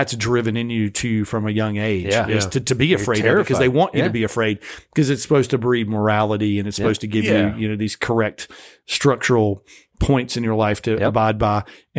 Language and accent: English; North Carolina, United States; If you took the same show and you took it to my hometown in North Carolina, you'd get the fear of hell a lot more than you would out here.